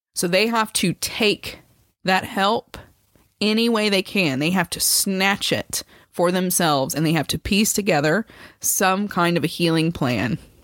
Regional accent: United States; I'm obviously an American

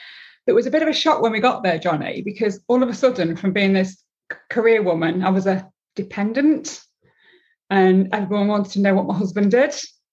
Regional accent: Nottinghamshire, East Midlands, United Kingdom; moved away; And I'm from Nottinghamshire. I worked in Nottinghamshire and I had no intent to leave.

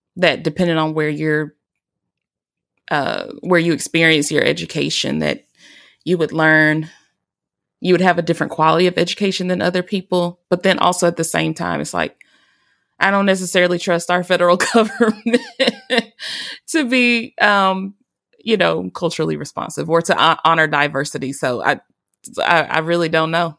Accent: Alabama, United States; majority of my education was in my home state of Alabama

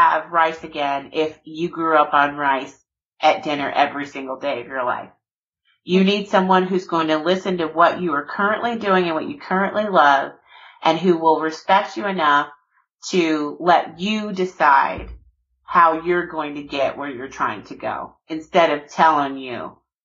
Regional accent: South Georgia, United States; I'm born and raised, you know, I'm from Georgia, from South Georgia.

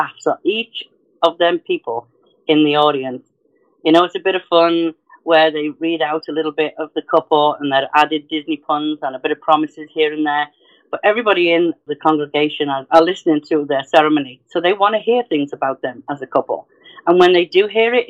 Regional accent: North Wales, United Kingdom; moved away; from the UK, I'm originally from North Wales

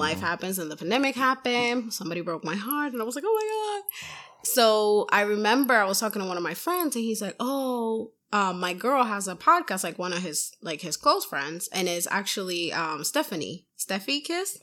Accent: Puerto Rico; now in Massachusetts, United States; I'm from Puerto Rico, so we like the heat

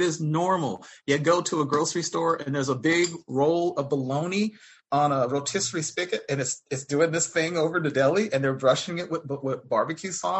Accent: Dallas, Texas, United States; now in Atlanta, United States; I'm a Texan from the Dallas-Fort Worth

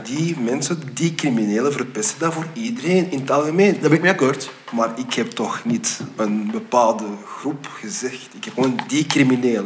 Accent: Flanders, Belgium; also born or lived in United States; mijn zoon hier is geboren, ik ben hier getogen, ook al ben ik naar Amerika gegaan.

